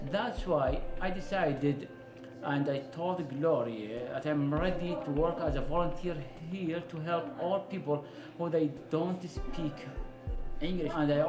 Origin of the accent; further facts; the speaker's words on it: Baghdad, Baghdad Governorate, Iraq; moved away as an adult; now in Austin, United States; I'm 55 years old. I'm from Baghdad, Iraq. I'm a senior doctor of family medicine specialist. I came here to the United States with my family and living in Austin since 2014.